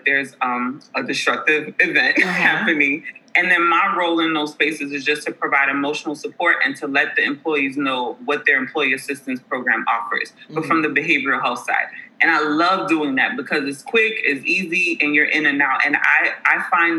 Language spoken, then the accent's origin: English; New York City, New York, United States; moved away as an adult; now in Atlanta, United States; I was born and raised in the Bronx, New York.